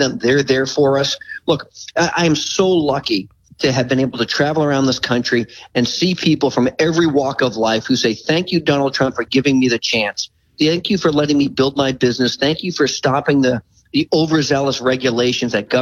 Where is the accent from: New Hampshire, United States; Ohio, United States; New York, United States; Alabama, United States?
New Hampshire, United States; near Manchester; a little place called Manchester, New Hampshire, right outside of my hometown